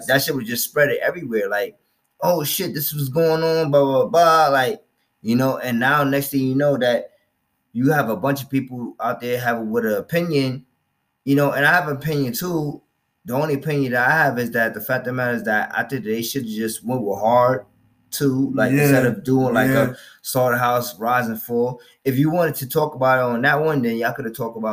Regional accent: New York, United States; I'm from New York

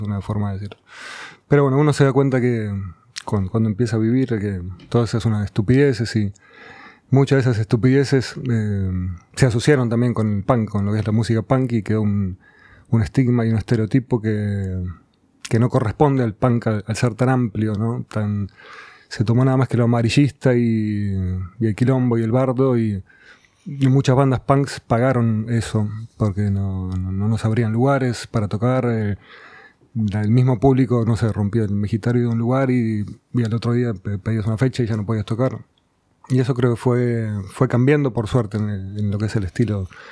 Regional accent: Banfield, Buenos Aires Province, Argentina; also born or lived in Burzaco; Yo nací en zona sur, nací en Banfield

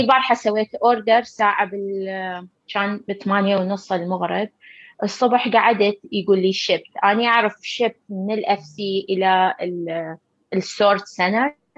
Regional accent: Iraq; moved away as an adult; now in United States; احنا درسنا بالعراق

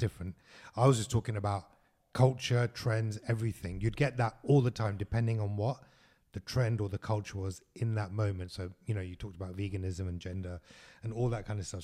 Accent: London, United Kingdom; moved away; growing up in London, it's always been like

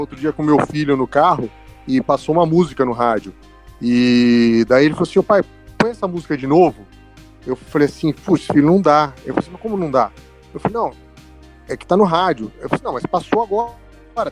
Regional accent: Campinas, São Paulo, Brazil; eu sou de Campinas

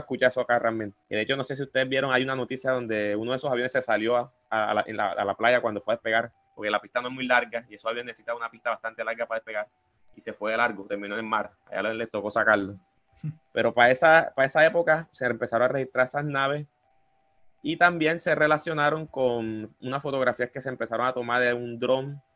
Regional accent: Cartagena, Bolívar, Colombia; soy de Cartagena de Indias

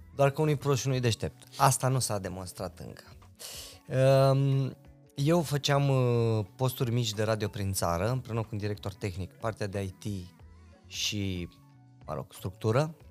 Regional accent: Reșița, Caraș-Severin County, Romania; moved away as an adult; now in Bucharest, Romania; Noi eram doi băieți de la Reșița

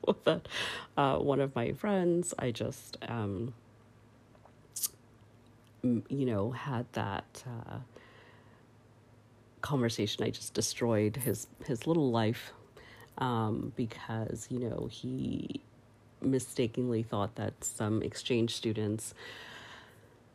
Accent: Canada; I grew up in Canada

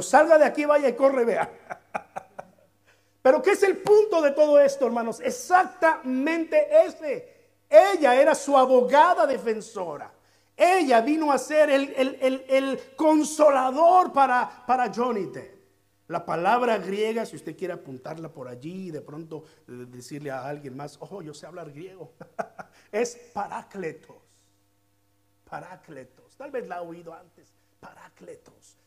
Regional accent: southern Veracruz, Mexico; mi pueblito, en medio de las montañas del sur de Veracruz

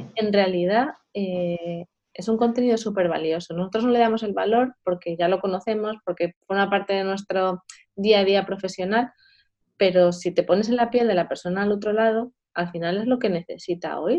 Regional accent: Madrid, Community of Madrid, Spain; yo soy de Madrid

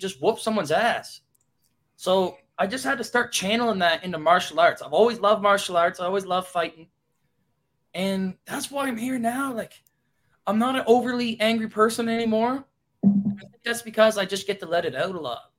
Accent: Fredericton, New Brunswick, Canada; I'm from Fredericton, New Brunswick, born and raised.

